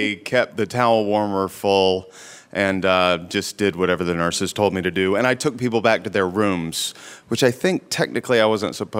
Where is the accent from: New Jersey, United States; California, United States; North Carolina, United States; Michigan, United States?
North Carolina, United States; moved away; I grew up in North Carolina, and both my parents are from a very small town and somewhat conservative